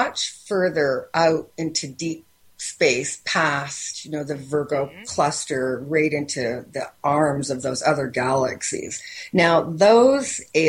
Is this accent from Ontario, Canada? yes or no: yes; Windsor, Ontario, Canada; I'm from Windsor, Ontario, Canada.